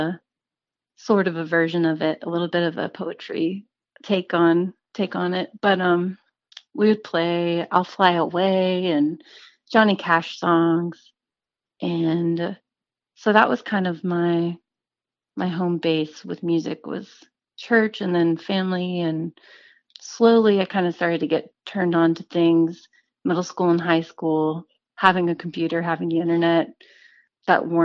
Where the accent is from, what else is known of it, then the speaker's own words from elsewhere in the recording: Central Texas, United States; moved away as an adult; also born or lived in Kerrville, Texas / Austin, Texas; now in Nashville, United States; I'm from the Hill Country area. I grew up in Central Texas in a little town called Kerrville